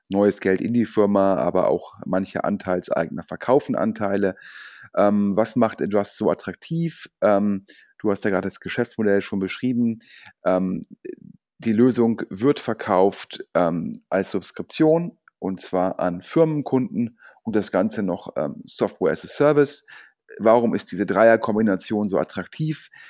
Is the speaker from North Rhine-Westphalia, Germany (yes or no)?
yes; Düsseldorf, North Rhine-Westphalia, Germany; Sogar als Düsseldorfer freue ich mich ähm, über Kölner Events